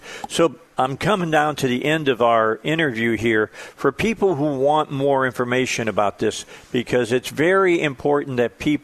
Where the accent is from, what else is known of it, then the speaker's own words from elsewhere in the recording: outside of Chicago, Illinois, United States; moved away; also born or lived in Gary, Indiana; I was born in Gary, Indiana. I was raised outside of Chicago